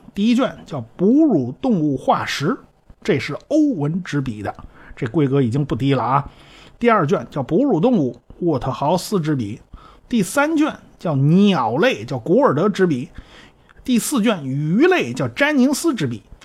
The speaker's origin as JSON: {"language": "Chinese", "country": "China", "said": "我们中国人"}